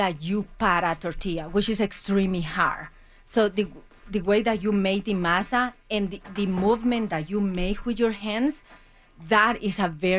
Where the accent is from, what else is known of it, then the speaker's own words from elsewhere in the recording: San Salvador, El Salvador; moved away as an adult; also born or lived in Germany; now in Colorado City, United States; So I grew in El Salvador. I live in the capital